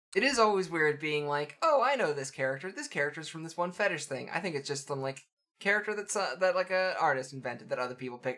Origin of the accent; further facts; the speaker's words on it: Canada; I'm raised Canadian